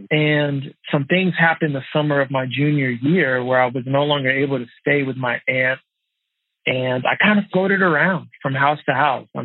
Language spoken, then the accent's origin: English; outside of Dallas, Texas, United States; I was raised outside of Dallas, Texas.